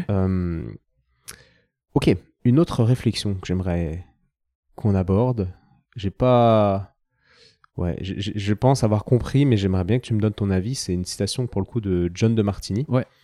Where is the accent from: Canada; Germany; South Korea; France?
France; en tant que Français